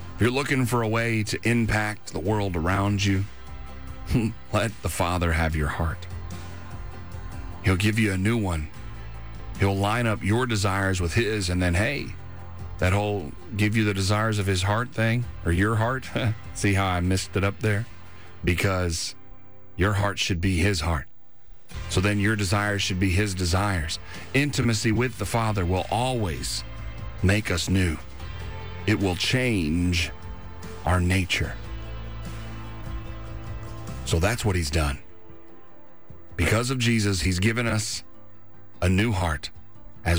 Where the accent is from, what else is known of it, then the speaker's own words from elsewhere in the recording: Kentucky, United States; moved away; my home state. Montgomery County, Kentucky